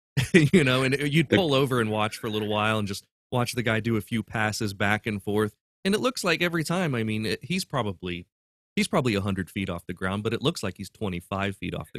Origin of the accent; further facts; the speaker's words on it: Urbana, Ohio, United States; I grew up in Urbana, Ohio.